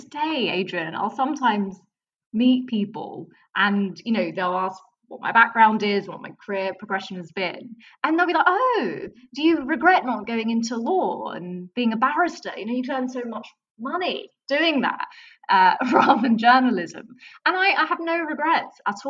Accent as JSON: {"language": "English", "region": "London", "country": "United Kingdom", "tie": "born or raised there", "said": "I grew up in Southeast London"}